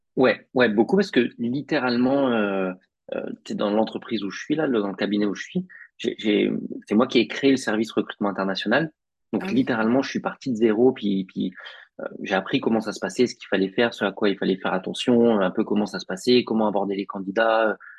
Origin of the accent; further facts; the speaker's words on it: Picardy, Hauts-de-France, France; moved away as an adult; also born or lived in Paris; now in Montreal, Canada; moi je suis originaire de Picardie